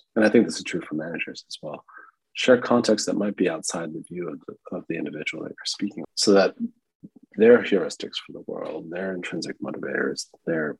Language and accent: English; United States; I'm American